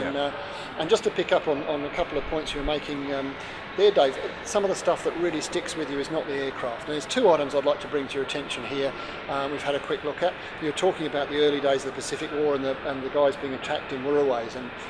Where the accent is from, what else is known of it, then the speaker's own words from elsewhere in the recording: Australia; Speaking personally, I'm an Australian citizen, always been Australian, but people always think I'm a Pom because of the funny accent. And I do resent it when someone thinks I'm British, because that's not who I am.